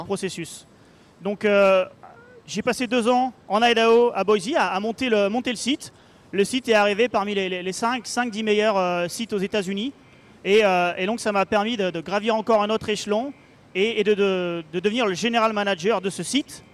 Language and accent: French; Paris, Île-de-France, France; à Paris, là où là d'où je viens